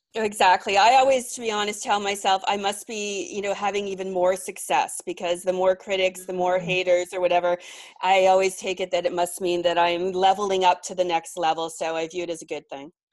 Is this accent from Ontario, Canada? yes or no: yes; Mississauga, Ontario, Canada; now in Toronto, Canada; I grew up in a suburb of Toronto, called Mississauga